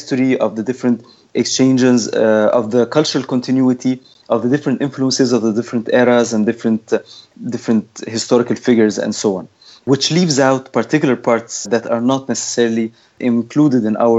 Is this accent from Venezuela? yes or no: no; Egypt; now in Montreal, Canada; So I'm currently living in Montreal, but I'm originally from Egypt.